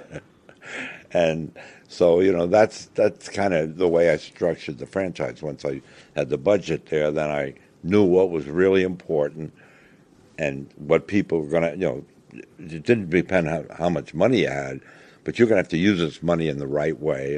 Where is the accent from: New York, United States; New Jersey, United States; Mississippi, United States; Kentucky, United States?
New York, United States; moved away; I loved being back there because it was my hometown